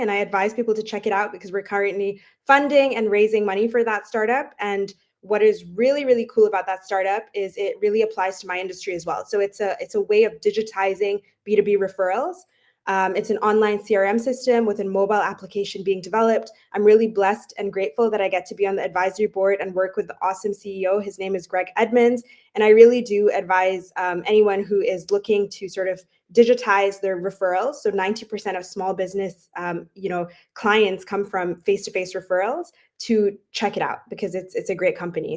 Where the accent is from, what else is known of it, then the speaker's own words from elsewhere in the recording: Dubai, United Arab Emirates; moved away; also born or lived in Toronto, Canada / London, United Kingdom; I myself, I'm Canadian, but I actually grew up in Dubai